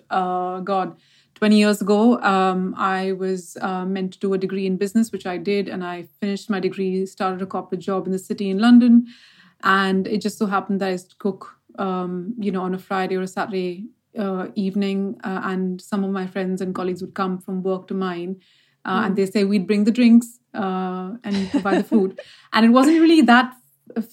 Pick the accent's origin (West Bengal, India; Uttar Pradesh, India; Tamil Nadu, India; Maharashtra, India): Maharashtra, India; Mumbai; moved away; I was born and brought up in Bombay, or as people call Mumbai.